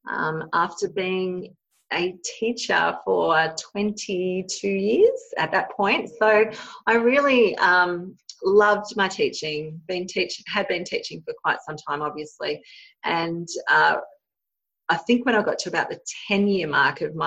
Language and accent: English; Australia; I've been born and bred here in Australia. And so I grew up in a really small country town in southern Australia